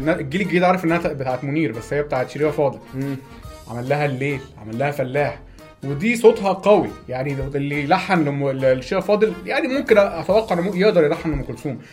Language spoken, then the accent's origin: Arabic; Egypt; احنا عندنا في مصر